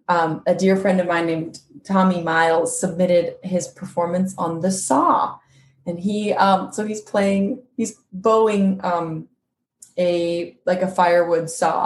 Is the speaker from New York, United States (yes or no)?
no; Quincy, California, United States; moved away; So together with my hometown of Quincy, California